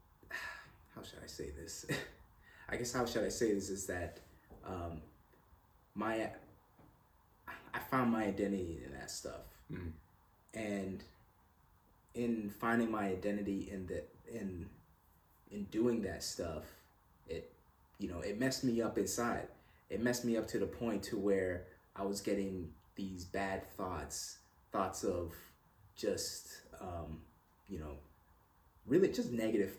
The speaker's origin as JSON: {"language": "English", "town": "Hamilton", "region": "Ontario", "country": "Canada", "tie": "born or raised there", "moved": "yes", "lives_now": "Roswell, United States", "said": "I was born in Hamilton, Ontario, Canada. Good old Canada"}